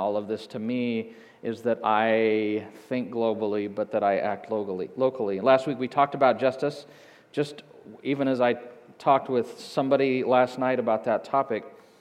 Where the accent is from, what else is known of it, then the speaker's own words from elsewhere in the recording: Hays, Kansas, United States; moved away; I grew up in Hays